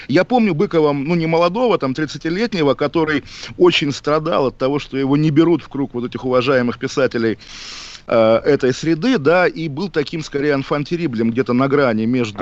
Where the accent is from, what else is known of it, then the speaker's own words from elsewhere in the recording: Kaliningrad, Kaliningrad Oblast, Russia; мой родной город Калининград